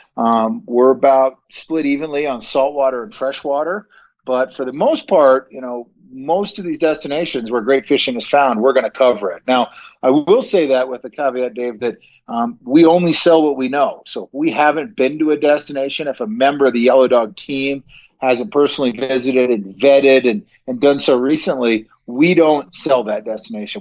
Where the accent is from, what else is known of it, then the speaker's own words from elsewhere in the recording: Bend, Oregon, United States; moved away as an adult; now in Montana, United States; I grew up out in Central Oregon